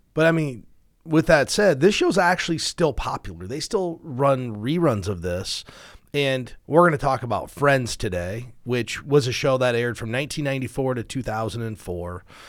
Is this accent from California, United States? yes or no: no; Iowa, United States; we're from Iowa